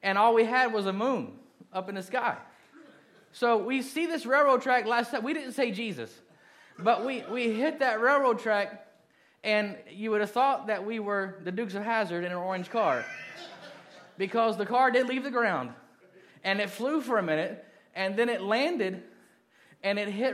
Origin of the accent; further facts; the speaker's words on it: Kentucky, Indiana, United States; moved away as an adult; When I was 12, we moved from Kentucky to Indiana, and I lived there until I went in the Marine Corps